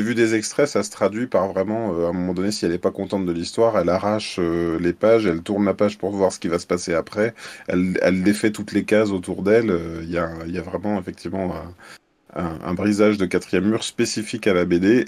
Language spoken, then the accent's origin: French; Lyon, Auvergne-Rhône-Alpes, France; je suis lyonnais et je fais aussi de la caricature en événementiel, donc à Lyon et ses environs